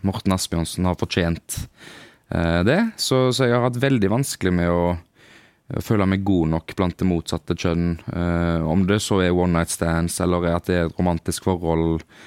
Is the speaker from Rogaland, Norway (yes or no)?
yes; Haugesund, Rogaland, Norway; moved away; når vi var hjemme i Haugesund